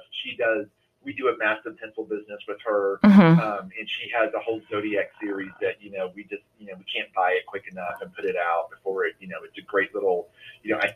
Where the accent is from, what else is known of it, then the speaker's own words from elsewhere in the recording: Tennessee, United States; Even when I was growing up in Tennessee, we would drive to Atlanta and go to Lenox Mall.